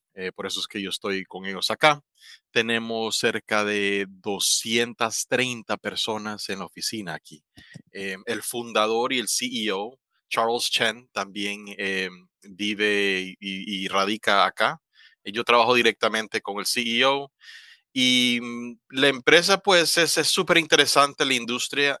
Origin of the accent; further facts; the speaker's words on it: La Ceiba, Atlántida, Honduras; moved away as an adult; also born or lived in Tegucigalpa, Honduras; now in Taiwan; yo soy hondureño oriundo de La Ceiba.